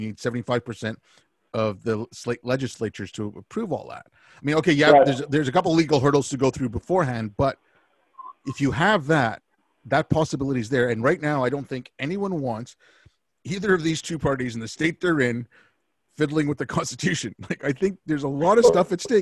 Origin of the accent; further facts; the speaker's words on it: Canada; I'm Canadian